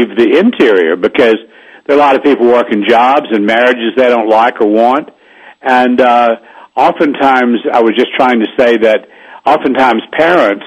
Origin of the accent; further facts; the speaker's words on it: the South, United States; I grew up in the South